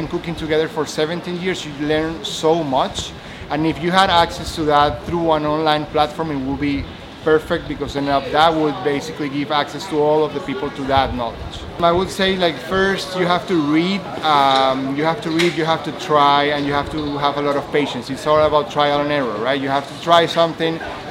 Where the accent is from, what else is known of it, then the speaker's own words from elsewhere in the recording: Venezuela; moved away as an adult; now in Memphis, United States; I am from Venezuela